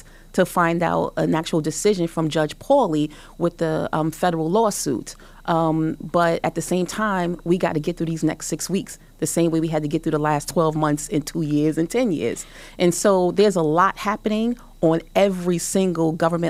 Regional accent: New York City, New York, United States; I grew up in Brownsville, but I also grew up in NYCHA

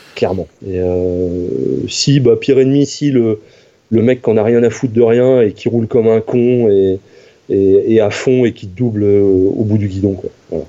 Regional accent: Normandy, France; J'ai grandi en Normandie.

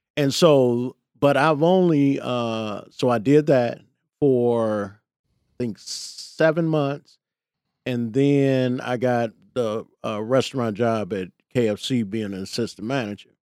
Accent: Chicago, Illinois, United States; I grew up in the Jeffrey Manor

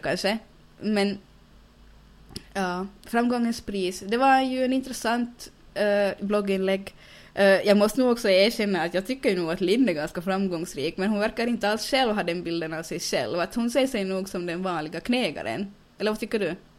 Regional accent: Finland; accent: Finland-Swedish; jag kan inte bli någonting här i Finland, att jag är född på fel ställe och speciellt eftersom jag är finlandssvensk

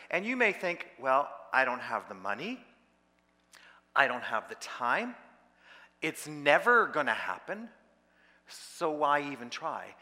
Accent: Peterborough, Ontario, Canada; I, was in Peterborough, that was my hometown

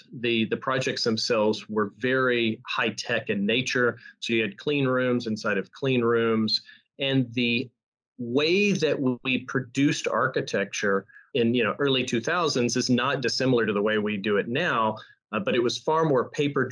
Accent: Texas, United States; I'm Texan. I'm from Texas

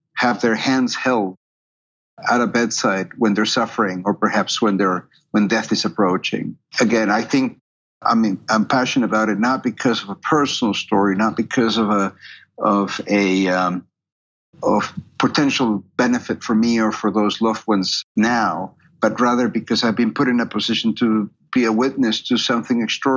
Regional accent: Peru; moved away as an adult; also born or lived in Canada; now in United States; I'm originally from Peru, and I went to medical school in Peru.

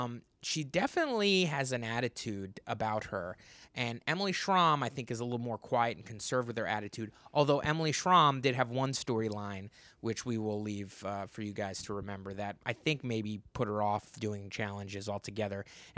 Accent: United Kingdom; I'm British.

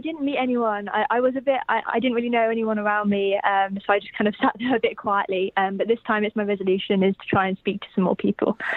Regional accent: United Kingdom; I was born in Great Britain

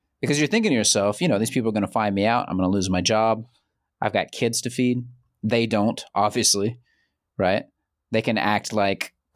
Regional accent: Central Georgia, United States; moved away as an adult; now in China; I'm from Central Georgia.

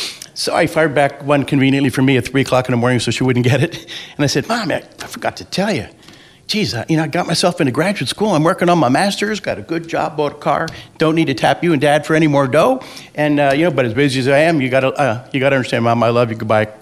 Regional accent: New Jersey, United States; moved away as an adult; I grew up in New Jersey, got a degree in psychology

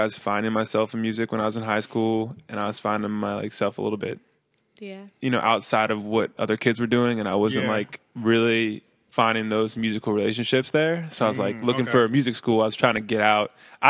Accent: Raleigh, North Carolina, United States; moved away as an adult; also born or lived in New Hampshire / England / Netherlands / Nashville, Tennessee; I grew up in North Carolina. Spent the next however many years until I graduated high school. And then once I graduated high school, I went to Nashville, Tennessee for college. And then I was there for 6 years

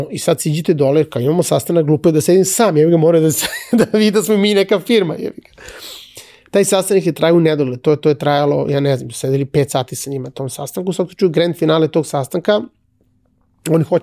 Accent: Belgrade, Serbia; moved away as an adult; also born or lived in Cyprus; Jako sam vezan za Beograd. Mislim, to je moj rodni grad. Jako sam vezan za Beograd.

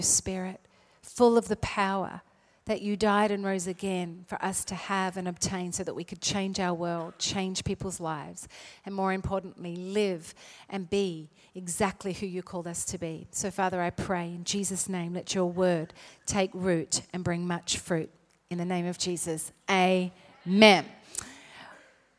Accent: South Australia, Australia; I am not Southern, even though I was born in South Australia

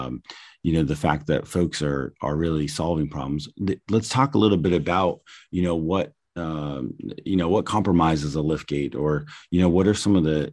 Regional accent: New England, United States; I'm from, you know, I come from the Northeast and, you know, in New England.

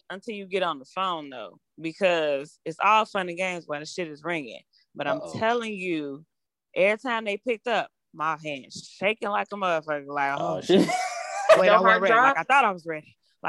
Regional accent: Chicago, Illinois, United States

